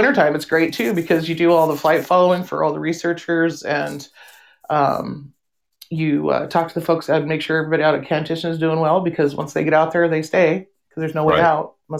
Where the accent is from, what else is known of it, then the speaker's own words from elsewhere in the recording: Alaska, United States; having been born and raised in Alaska